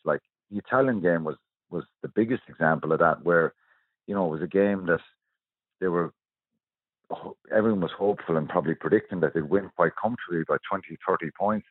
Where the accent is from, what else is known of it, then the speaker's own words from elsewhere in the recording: Ireland; We're brilliant as, as Irish people.